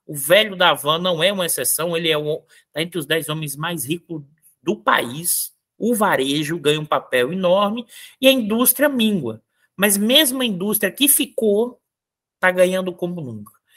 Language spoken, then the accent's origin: Portuguese; Northeast Region, Brazil; eu sou nordestino